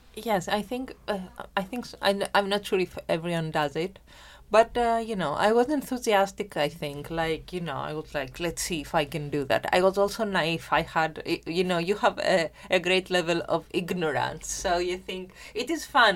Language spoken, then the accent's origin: English; Germany; first language Greek and German; English is a second language; moved away; also born or lived in Greece; I'm actually bilingual. I grew up in Germany, so I am because my family migrated, a part of my family there to work, and I'm bilingual in Greek and German.